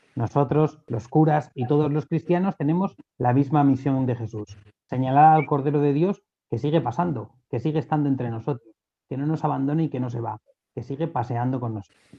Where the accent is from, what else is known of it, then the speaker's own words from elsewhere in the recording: Alcalá de Henares, Community of Madrid, Spain; yo soy de Alcalá, yo soy de un barrio de Alcalá donde el párroco de mi barrio era el capellán